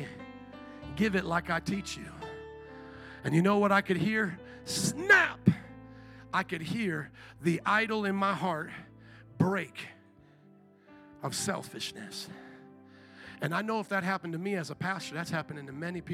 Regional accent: Midwest, United States; also born or lived in New Orleans, Louisiana; now in Chicago, United States; I had been born and raised in the Midwest

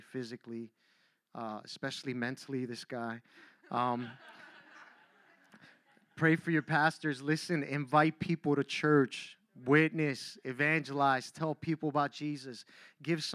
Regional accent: Miami, Florida, United States; moved away as an adult; now in Philadelphia, United States; I grew up down in Miami

